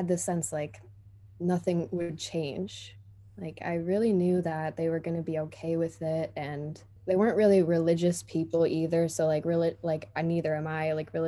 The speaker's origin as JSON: {"language": "English", "region": "Michigan", "country": "United States", "also_born_or_lived": "United Kingdom", "said": "I'm 25 from Michigan, US"}